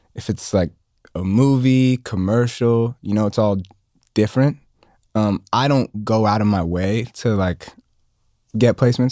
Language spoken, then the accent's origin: English; Atlanta, Georgia, United States; growing up in Atlanta